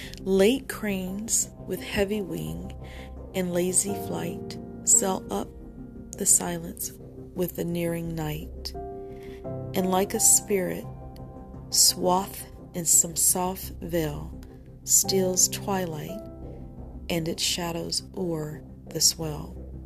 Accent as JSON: {"language": "English", "town": "Rochester", "region": "New York", "country": "United States", "tie": "born or raised there"}